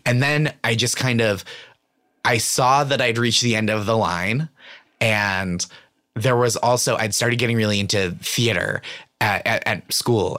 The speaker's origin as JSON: {"language": "English", "town": "Stoneham", "region": "Massachusetts", "country": "United States", "tie": "born or raised there", "moved": "yes"}